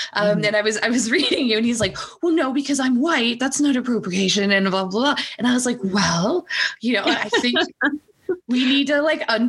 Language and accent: English; Texas, United States; I grew up in Texas.